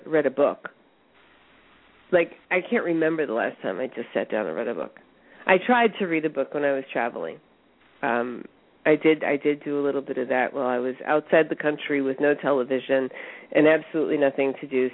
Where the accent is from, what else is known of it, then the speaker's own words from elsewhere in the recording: United States; as Americans, as an American business owner and an entrepreneur, I work